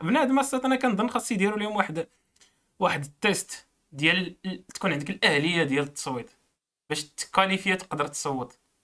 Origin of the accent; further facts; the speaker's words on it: Morocco; كمغربي إيه، عندي باسبور خضر